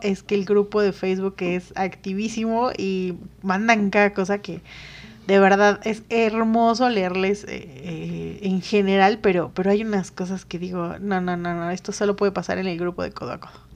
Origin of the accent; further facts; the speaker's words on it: Mexico; Los mexicanos somos todo